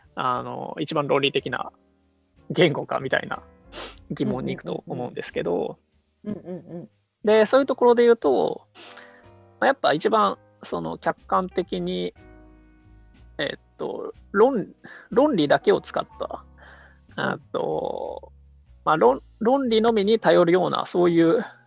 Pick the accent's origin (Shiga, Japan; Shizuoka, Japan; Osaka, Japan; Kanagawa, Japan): Osaka, Japan; 大阪出身であのナンバーの